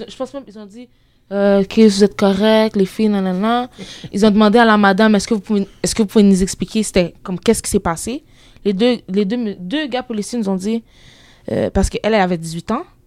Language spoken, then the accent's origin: French; Quebec, Canada; je, viens d'ici